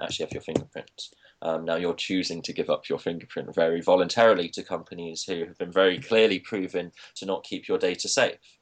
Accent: Leicester, East Midlands, United Kingdom; I'm from Leicester

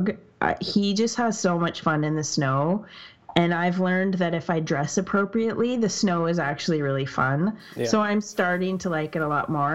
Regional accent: Canada; I'm Canadian

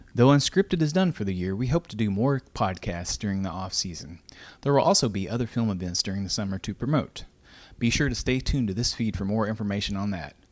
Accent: Greenville, Kentucky, United States; my hometown of Greenville, Kentucky

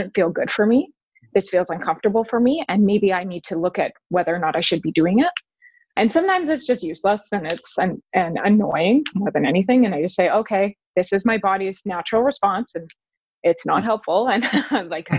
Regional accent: Calgary, Alberta, Canada; moved away; that's my hometown, Calgary.

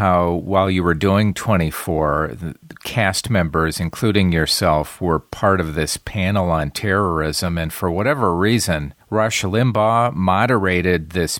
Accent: Wisconsin, United States; moved away; I grew up in Wisconsin

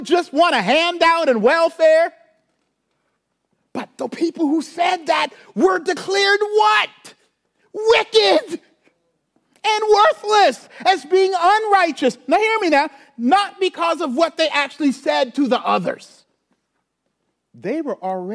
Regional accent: Charleston, South Carolina, United States; now in St. Louis, United States; I grew up in Charleston, South Carolina.

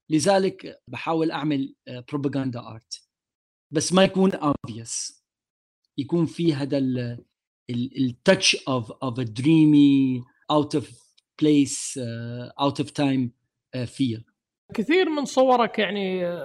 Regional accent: Damascus, Damascus Governorate, Syria; moved away; ماي ماي دماسكس باك جراوند انا ربيت حياتي في سوريا وفي دمشق عربي ابن المنطقه

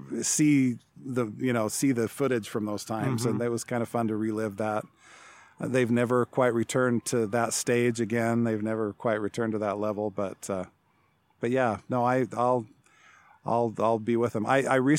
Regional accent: Seattle, Washington, United States; born there; also born or lived in Salt Lake City; because I was born in Seattle and that was kind of the only connection I had there. So, you know, Salt Lake only had one major sports team.

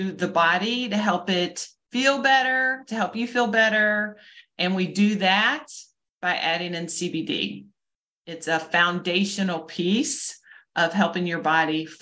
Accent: Louisville, Kentucky, United States; I am from Louisville, Kentucky.

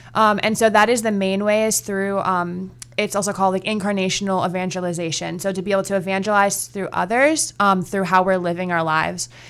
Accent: Virginia Beach, Virginia, United States; I grew up in Virginia, um, mostly Virginia Beach.

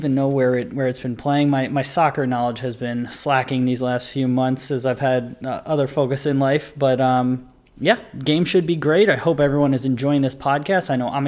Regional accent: Philadelphia, Pennsylvania, United States; born or raised there

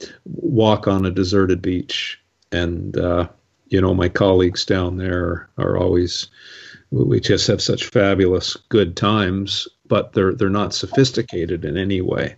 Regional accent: Canada; I'm a Canadian, I love Canada

